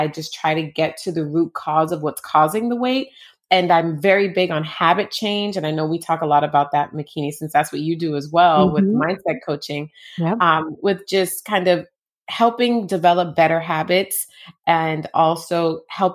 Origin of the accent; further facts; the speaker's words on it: Jamaica; I was born in Jamaica.